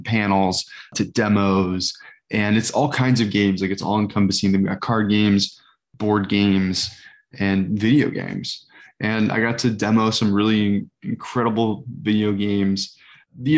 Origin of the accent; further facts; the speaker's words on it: South Bend, Indiana, United States; growing up near South Bend